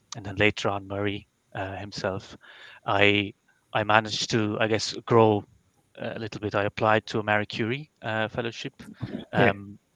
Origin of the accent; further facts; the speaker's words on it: Belgium; moved away as an adult; now in Ireland; I'm from Belgium